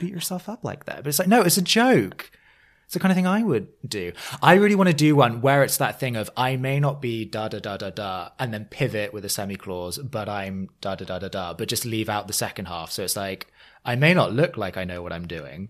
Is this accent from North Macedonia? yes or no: no; England, United Kingdom; now in New York, United States; I now live in New York. W, as an Englishman abroad